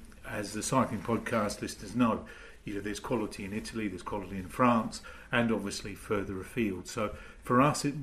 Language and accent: English; Australia; now in United Kingdom; being Australian